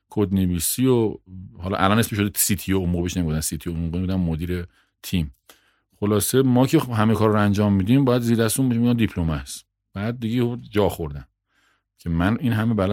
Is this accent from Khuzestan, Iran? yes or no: no; Bahar, Hamadan Province, Iran; also born or lived in Ilam / Abdanan / Tehran; متولد تیر 56 م همدانی هم هستم بهار همدان شهری تقریبا 15 کیلومتری همدان و پدر و مادر از اهل اونجان من تو خودم توی پایگاه نوژه دنیا آمدم